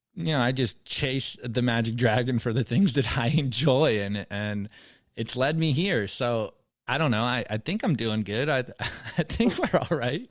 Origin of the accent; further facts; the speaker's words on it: San Diego, California, United States; moved away as an adult; also born or lived in Mexico; now in Texas, United States; I grew up in California. I'm from San Diego